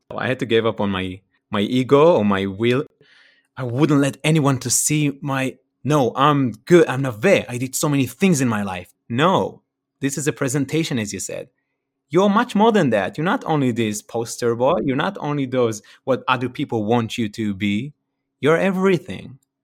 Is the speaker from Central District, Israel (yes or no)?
no; Ramat Yohanan, Northern District, Israel; accent: Israeli; first language Hebrew; English is a second language; moved away as an adult; now in California, United States; from Israel, from the northern side of Israel, in a small place called a kibbutz. I was born there, and I spent there my first, uh, twenty-nine years, and I just moved to California.